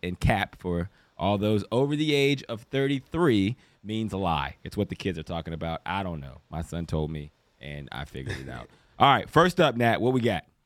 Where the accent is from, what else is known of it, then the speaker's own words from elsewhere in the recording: Johnstown, Pennsylvania, United States; moved away as an adult; also born or lived in Toledo, Ohio / Canada; I grew up in Pittsburgh, outside of Pittsburgh in Pennsylvania, called Johnstown.